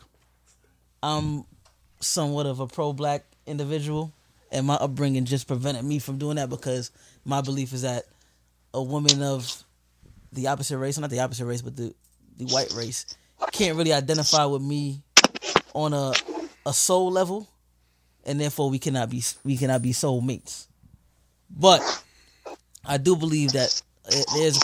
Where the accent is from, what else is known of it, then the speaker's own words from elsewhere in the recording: New York City, New York, United States; I grew up in the South Bronx